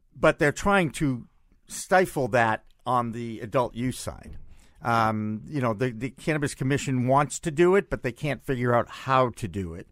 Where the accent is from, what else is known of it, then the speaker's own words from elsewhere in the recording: Massachusetts, United States; my home state